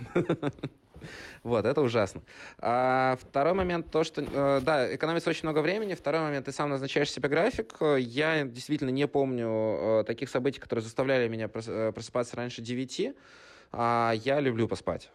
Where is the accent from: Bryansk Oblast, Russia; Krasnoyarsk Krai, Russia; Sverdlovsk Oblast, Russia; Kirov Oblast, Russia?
Bryansk Oblast, Russia; Bryansk; moved away as an adult; also born or lived in Moscow / Saint Petersburg; ресторанным бизнесом в регионе, в городе Брянске, откуда я родом